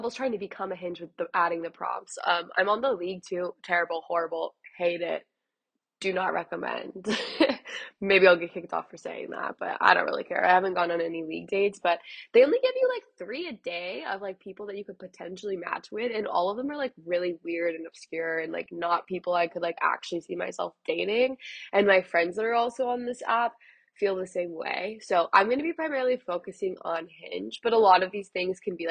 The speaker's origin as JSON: {"language": "English", "area": "a suburb outside of Dallas", "region": "Texas", "country": "United States", "tie": "born or raised there", "moved": "as an adult", "lives_now": "Los Angeles, United States", "said": "I'm originally from Texas, so I'm from a suburb outside of Dallas, grew up in that whole scene"}